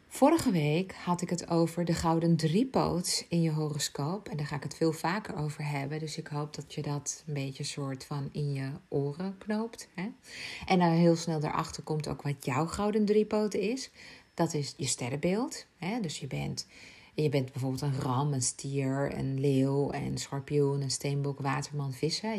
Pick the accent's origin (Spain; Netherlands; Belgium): Spain; Ibiza, Balearic Islands; moved away; Ik ben geboren op Ibiza